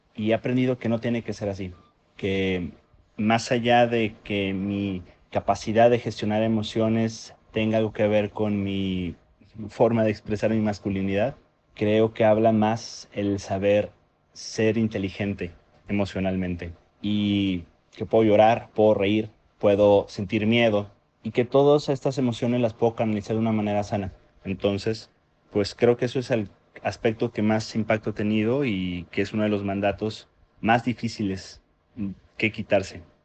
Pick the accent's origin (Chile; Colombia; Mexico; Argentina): Mexico; soy de México